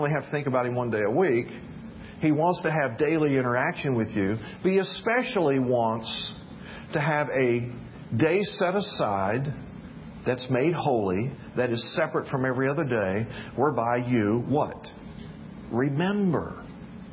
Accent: the South, United States; When I was a really little kid, I was growing up in the South

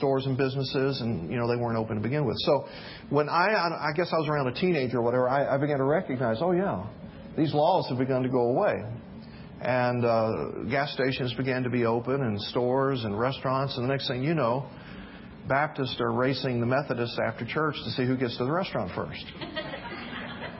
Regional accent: the South, United States; When I was a really little kid, I was growing up in the South

